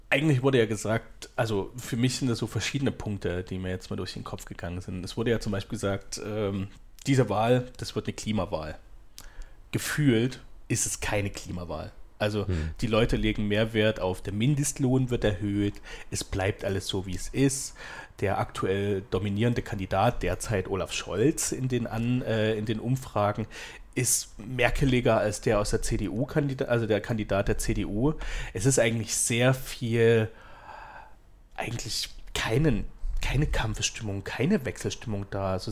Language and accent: German; Chemnitz, Saxony, Germany; Als Chemnitzer, ey, pff, interessiert echt nicht.